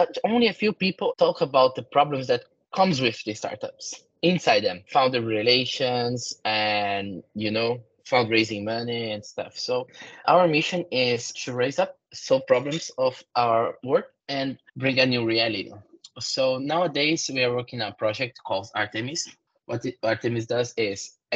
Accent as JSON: {"language": "English", "country": "Brazil", "second_language": "English", "moved": "yes", "said": "I came from South America."}